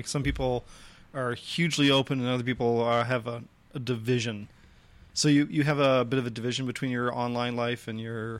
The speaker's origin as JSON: {"language": "English", "area": "the Maine of Canada", "region": "the Maritimes", "country": "Canada", "said": "I'm actually from the Maine of Canada"}